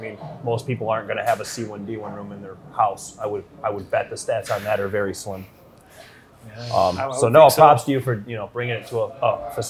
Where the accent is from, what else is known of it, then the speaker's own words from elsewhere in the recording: River Rouge, Michigan, United States; I grew up in Rouge